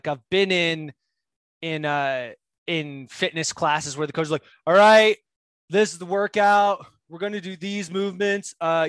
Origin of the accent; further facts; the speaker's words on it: New Jersey, United States; New Jersey.